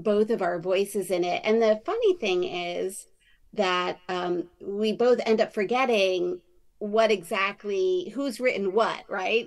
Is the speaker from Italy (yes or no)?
no; New York City, New York, United States; we grew up in New York City